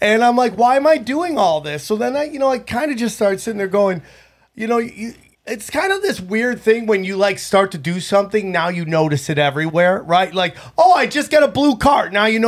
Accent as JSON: {"language": "English", "region": "Upstate New York", "country": "United States", "also_born_or_lived": "Las Vegas", "moved": "yes", "lives_now": "Los Angeles, United States", "said": "Upstate New York, and I lived in Vegas for 5 or 6 years."}